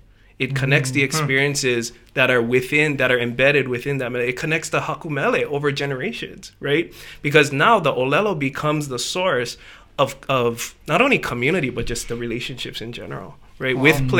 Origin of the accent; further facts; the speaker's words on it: Hawaii, United States; I grew up on the Japanese side of my family, half Japanese. So, like, all the Japanese, grew up Japanese, basically. Went to Kamehameha, did not take Hawaiian language.